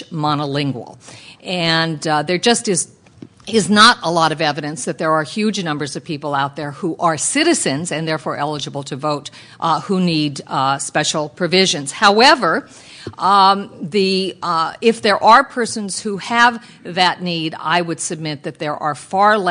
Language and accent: English; New Mexico, United States; my home state of New Mexico